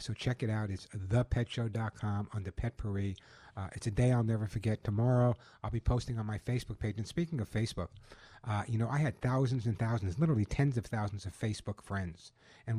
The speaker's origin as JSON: {"language": "English", "region": "New York", "country": "United States", "tie": "born or raised there", "moved": "yes", "lives_now": "California, United States", "said": "this was my hometown, New York"}